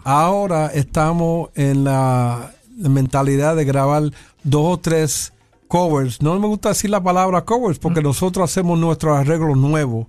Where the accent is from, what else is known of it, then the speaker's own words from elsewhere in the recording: New York, United States; yo soy nacido y criado en Nueva York y mayormente el 90% del tiempo estoy hablando inglés